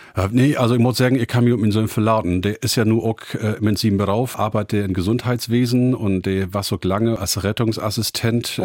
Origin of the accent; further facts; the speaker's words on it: Emsland, Lower Saxony, Germany; accent: Low German (Plattdeutsch); first language Low German; als Native Speaker in Emsland